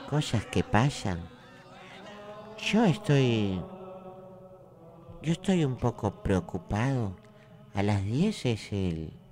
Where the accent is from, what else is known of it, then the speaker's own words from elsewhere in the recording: Callao, Peru; Yo soy chalpapa y chalaco